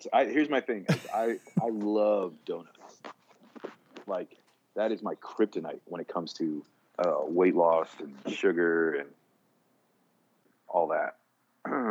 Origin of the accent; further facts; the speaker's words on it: New York, United States; now in Texas, United States; I was born in New York